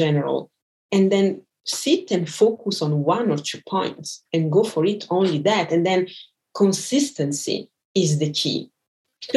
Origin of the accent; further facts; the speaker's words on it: Brazil; I'm from Brazil